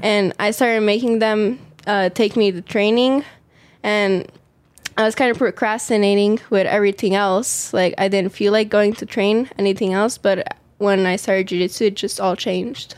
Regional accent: Las Vegas, Nevada, United States; I was born in Las Vegas. Uh, it's where I live right now.

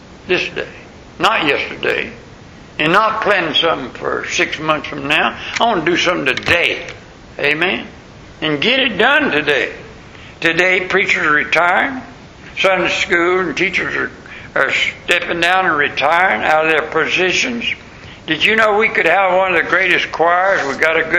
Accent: Tampa, Florida, United States; I'm from Tampa, Florida

